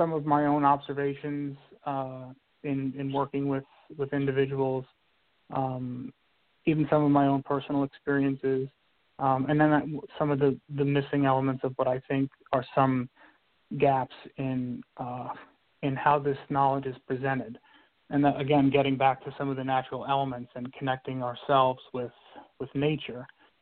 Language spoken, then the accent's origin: English; New York City, New York, United States; I grew up in New York, in Brooklyn, New York